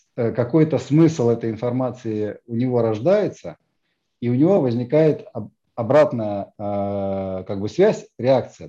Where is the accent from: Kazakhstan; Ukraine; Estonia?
Estonia; Tallinn, Harju County; я из Эстонии, я из Сталина